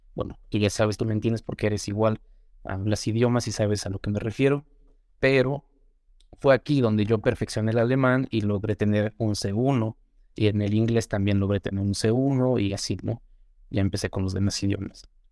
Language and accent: Spanish; Mexico; first language Spanish; Yo me crié principalmente aquí en México, entonces nací aquí, evidentemente. Soy mexicano, siempre he vivido aquí